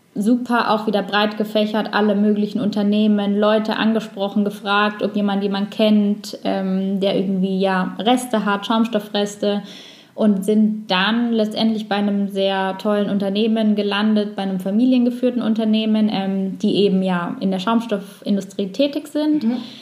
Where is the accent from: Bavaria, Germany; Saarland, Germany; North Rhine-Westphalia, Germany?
Bavaria, Germany; Allgäu; also born or lived in Sweden; now in Nuremberg, Germany; ich komme ursprünglich aus dem Allgäu, wohne jetzt wieder in Nürnberg